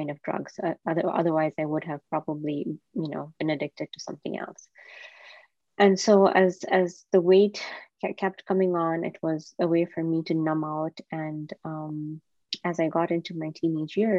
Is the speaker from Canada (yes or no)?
no; Kenya; I was born and raised in Kenya